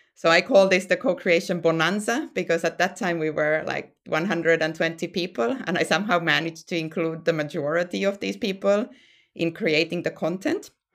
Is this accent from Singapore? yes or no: no; Finland; moved away as an adult; now in Sweden; I'm from Finland originally, and then I moved, um, to Sweden